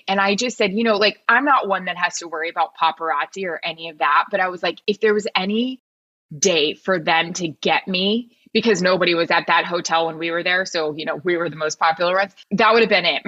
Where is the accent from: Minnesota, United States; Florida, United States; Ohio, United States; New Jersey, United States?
Florida, United States; I am from Florida